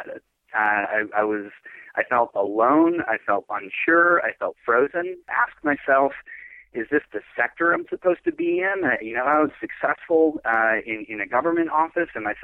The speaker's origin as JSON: {"language": "English", "region": "Minnesota", "country": "United States", "tie": "born or raised there", "also_born_or_lived": "San Francisco, California", "said": "move back to my home state of Minnesota"}